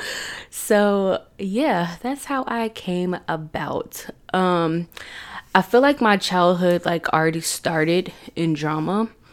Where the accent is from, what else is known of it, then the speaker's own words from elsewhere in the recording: Chattanooga, Tennessee, United States; I was born in Chattanooga, Tennessee on December first, nineteen ninety-three